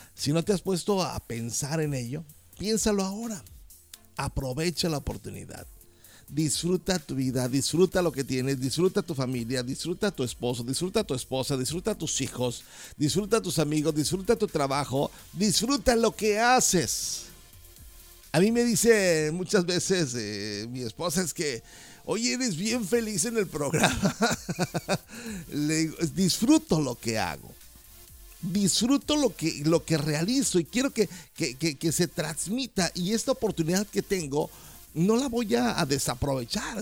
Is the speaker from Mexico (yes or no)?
yes; Mexico; como mexicanos